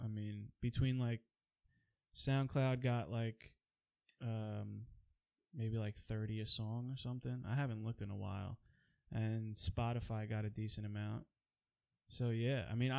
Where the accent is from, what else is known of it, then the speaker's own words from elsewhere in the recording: Queens, New York, United States; also born or lived in Long Island; now in New Jersey, United States; I was born in Queens, then I moved to Long Island, then back to Queens, then Jersey, then back to Queens, and now back to Jersey again.